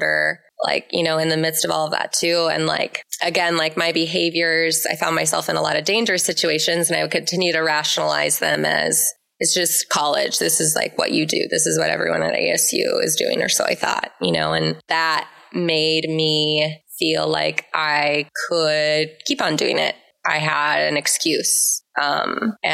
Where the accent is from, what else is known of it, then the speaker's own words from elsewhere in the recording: Minneapolis, Minnesota, United States; I'm originally from the Twin Cities, grew up in the church